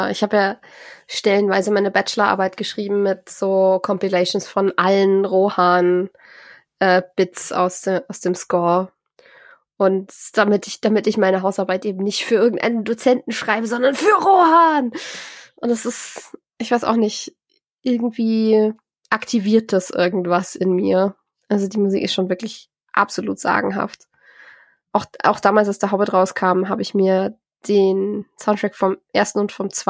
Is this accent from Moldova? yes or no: no; Bremen, Germany; vor allem als Bremer.